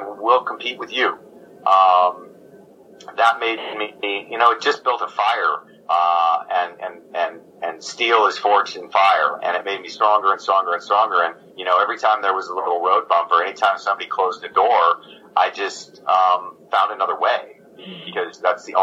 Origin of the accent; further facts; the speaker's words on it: Oregon, United States; moved away as an adult; also born or lived in Tucson, Arizona / Montgomery, Vermont / Brooklyn, New York; a merry prankster from Oregon